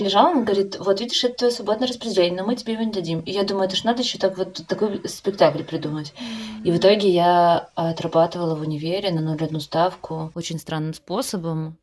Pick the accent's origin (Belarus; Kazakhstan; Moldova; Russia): Belarus; Vitebsk, Vitebsk Region; moved away; я сама из Витебска же.